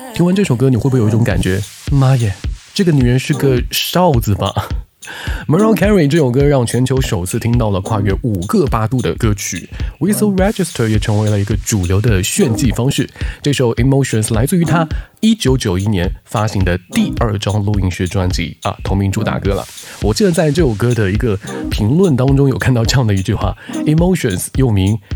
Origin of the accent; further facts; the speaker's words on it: China; 我们中国人